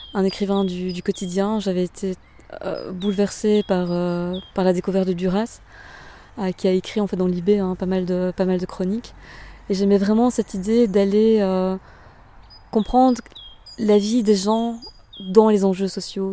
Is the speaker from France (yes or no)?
no; Bernissart, Wallonia, Belgium; moved away as an adult; also born or lived in Liège / Brussels; now in Walloon Brabant, Belgium; Ma région d'origine, c'est euh, donc euh, Bernissa, c'est un, petit village entre Tournai et Mons